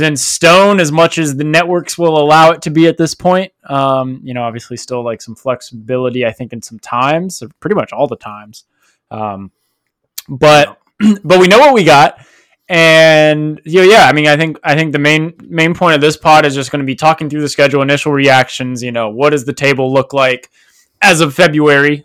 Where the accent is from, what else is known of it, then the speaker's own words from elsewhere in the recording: Fayetteville, West Virginia, United States; now in Columbus, United States; in West Virginia, uh, back in my hometown, Fayetteville